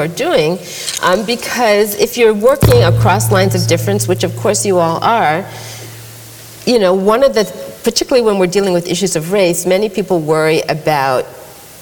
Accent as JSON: {"language": "English", "region": "Massachusetts", "country": "United States", "tie": "born or raised there", "said": "I grew up in Massachusetts"}